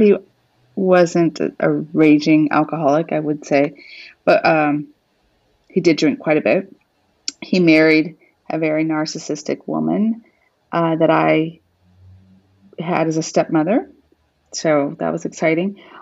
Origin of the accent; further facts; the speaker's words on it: New Mexico, United States; also born or lived in Arizona; I was born in Arizona, and I grew up in New Mexico.